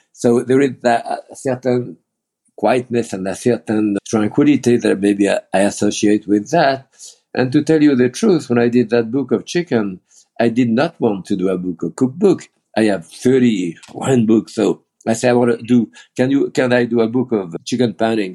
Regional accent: Bourg-en-Bresse, Auvergne-Rhône-Alpes, France; English is a second language; moved away as an adult; also born or lived in Lyon / Beaujolais; now in United States; I was born in Bourg-en-Bresse, you know, in France

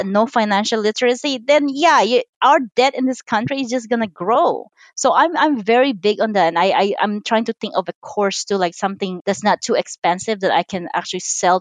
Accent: Philippines; now in United States; I'm Chinese. I was born and raised in the Philippines.

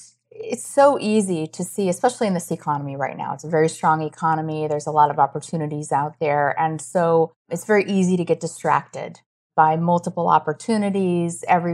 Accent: Iowa, United States; I grew up in Iowa. There's a lot of hunting.

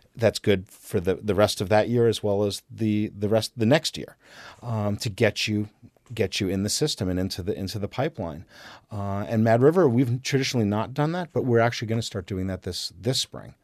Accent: New Jersey, United States; now in Vermont, United States; I grew up in New Jersey

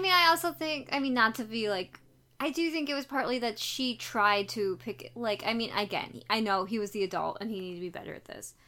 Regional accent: United States; I am American

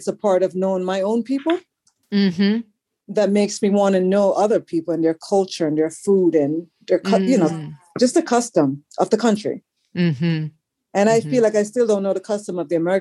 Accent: Kingston, Jamaica; accent: Kingstonian; also born or lived in Brooklyn, New York; now in United States; growing up in Kingston, our accents were like dragged out

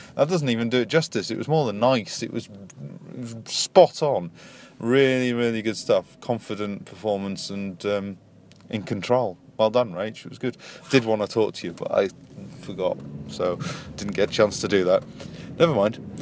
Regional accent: Yorkshire and the Humber, United Kingdom; I'm from Yorkshire and we're quite slow

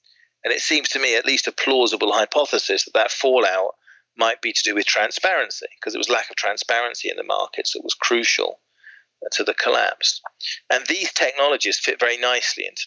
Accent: Swindon, South West England, United Kingdom; now in Surrey, United Kingdom; I grew up in Swindon, or actually we call it Swindon, City of the Future, to be more accurate.

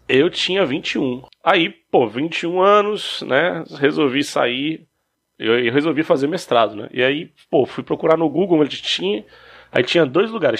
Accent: Ceilândia, Federal District, Brazil; moved away as an adult; now in Rio de Janeiro, Brazil; eu sou de Brasília, tô morando aqui no Rio

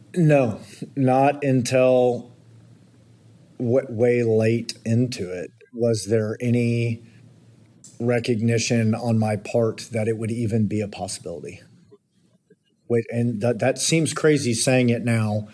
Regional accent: Kingwood, Texas, United States; I grew up in, in the Houston area in a suburb northeast, Kingwood, Texas.

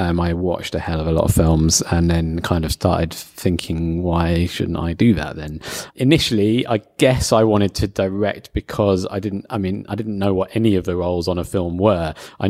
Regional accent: London, United Kingdom; also born or lived in Newcastle; I'm from London.

